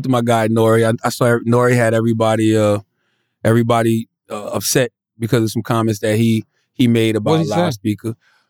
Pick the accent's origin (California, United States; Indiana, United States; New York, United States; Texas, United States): New York, United States; Queens; We are from Queens.